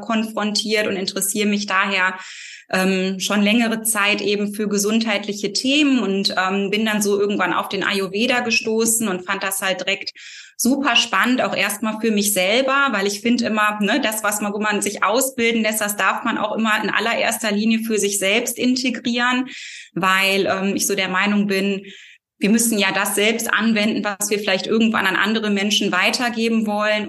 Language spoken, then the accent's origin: German; near Cologne, North Rhine-Westphalia, Germany; ich komme ähm, aus Nordrhein-Westfalen, der Nähe Kölns und lebe hier